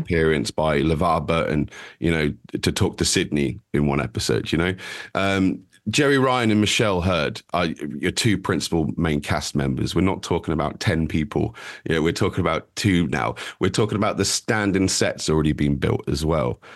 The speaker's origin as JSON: {"language": "English", "country": "United Kingdom", "said": "we're, we're British"}